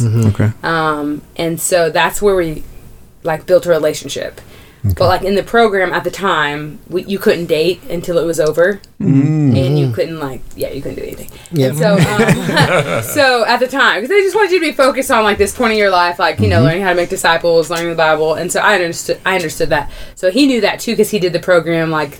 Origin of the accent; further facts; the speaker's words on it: Flower Mound, Texas, United States; accent: Texas; moved away as an adult; also born or lived in Oklahoma / Memphis; now in Killeen, United States; I'm from Texas. Like, I was born in Oklahoma and stuff like that, but majority of my years have been in Texas